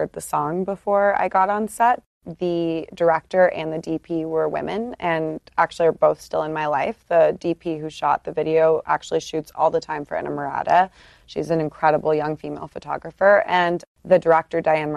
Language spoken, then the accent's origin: English; United States; also born or lived in London, United Kingdom; I'm American. My parents are both American, but my mom was teaching in London. She's an English professor, so. I don't have an English accent, but I was born there.